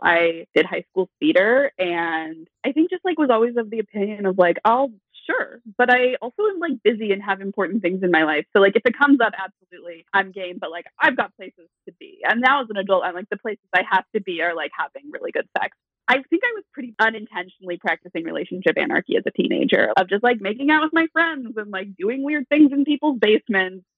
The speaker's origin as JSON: {"language": "English", "region": "Eastern Washington", "country": "United States", "tie": "born or raised there", "said": "I grew up in Eastern Washington"}